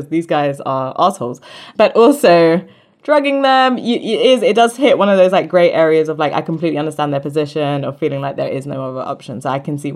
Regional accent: St. Kitts & Nevis; I'm from St. Kitts and Nevis. And my mom's from the US Virgin Islands as well

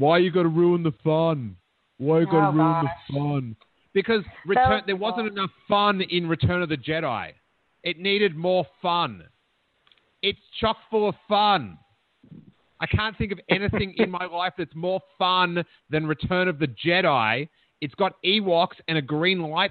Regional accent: Melbourne, Victoria, Australia; also born or lived in America; now in United States; growing up in Melbourne, like, in the skateboarding scene

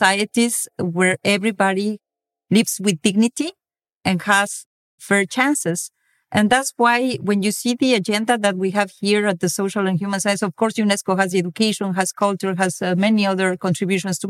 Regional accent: Mexico; moved away as an adult; now in France; I come from Mexico, where inequality is really everywhere. And when I moved to France 15 years ago

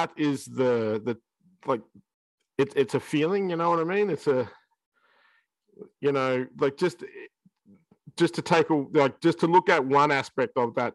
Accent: Shepparton, Victoria, Australia; 10-year-old kid in Shepparton

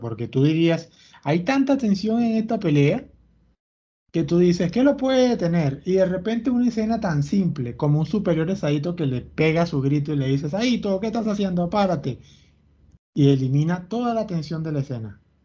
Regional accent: Venezuela; yo me crié con Televen

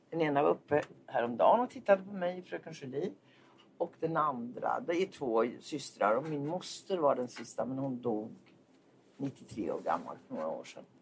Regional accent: Linköping, Östergötland, Sweden; Har du någon gång hört att jag kommer från Linköping?

